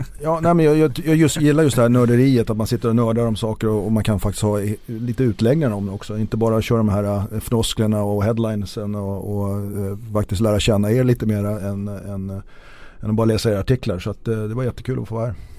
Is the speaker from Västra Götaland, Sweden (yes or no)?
no; Stockholm, Stockholm County, Sweden; also born or lived in Gotland; som stockholmare